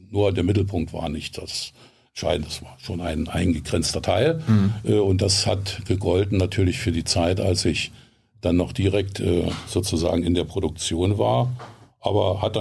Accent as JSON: {"language": "German", "town": "Herten", "region": "North Rhine-Westphalia", "country": "Germany", "tie": "born there", "said": "Ich bin geboren in Herten, Westfalen."}